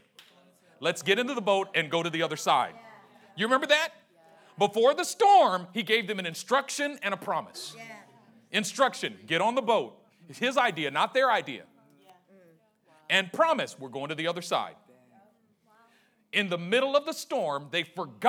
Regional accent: Oakland, California, United States; I grew up in Oakland

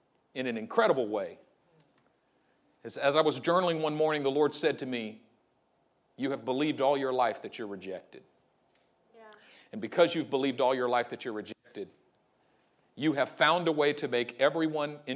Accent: Oakland, California, United States; I'm from East Oakland

